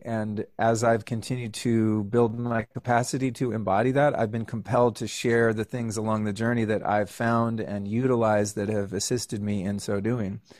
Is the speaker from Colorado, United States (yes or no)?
no; Northern California, United States; I grew up in Northern California